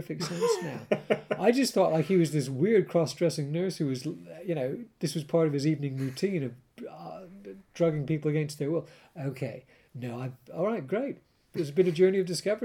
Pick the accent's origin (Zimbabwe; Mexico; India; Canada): Canada; I grew up with it in Canada